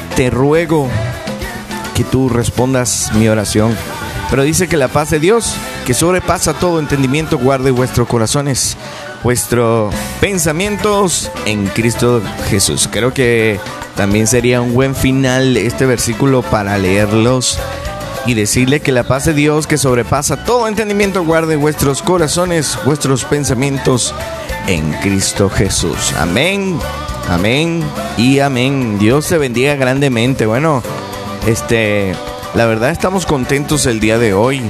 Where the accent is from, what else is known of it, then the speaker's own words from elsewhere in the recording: Venezuela; moved away; nosotros que somos venezolanos, y estamos acá